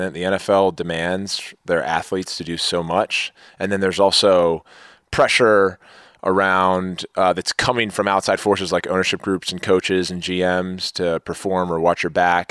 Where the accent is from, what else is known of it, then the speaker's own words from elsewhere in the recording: Maryland, United States; I grew up in Maryland